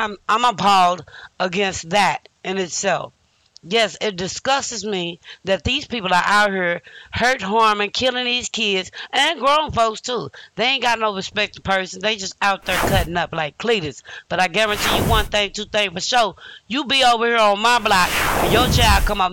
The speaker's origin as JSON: {"language": "English", "region": "Illinois", "country": "United States", "also_born_or_lived": "Louisiana", "said": "I'm from Illinois, you know, by way of Louisiana"}